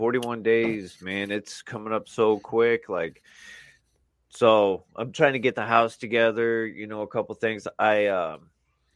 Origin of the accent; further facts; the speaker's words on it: Marion, Indiana, United States; I was born in Marion. And that's where all my family's